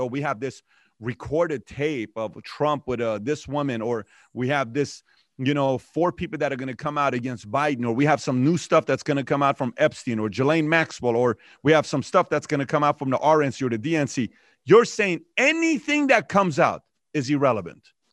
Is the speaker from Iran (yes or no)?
yes; Iran; now in United States; I'm from Iran myself.